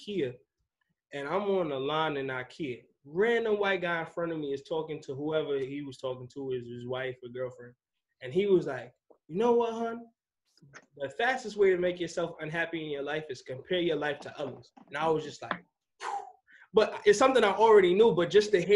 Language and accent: English; Long Island, New York, United States; moved away as an adult; now in Charlotte, United States; I'm from New York my whole life, bro. I'm from Long Island, New York